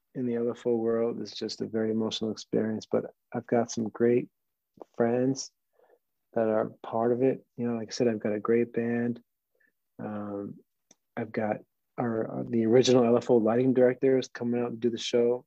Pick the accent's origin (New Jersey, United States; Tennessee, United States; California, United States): New Jersey, United States; also born or lived in New York; i was born in new york um, pretty much grew up in New Jersey